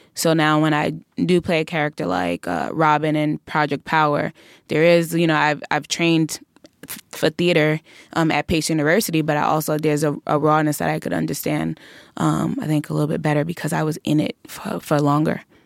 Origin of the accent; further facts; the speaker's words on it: New York City, New York, United States; we're always so excited to be from Brooklyn